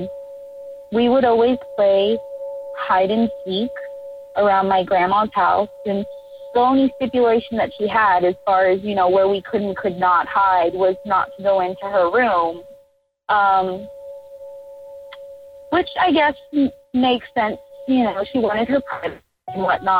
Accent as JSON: {"language": "English", "town": "Miami", "region": "Florida", "country": "United States", "tie": "born or raised there", "moved": "yes", "lives_now": "Austin, United States", "said": "We're originally from Florida, Miami, Florida"}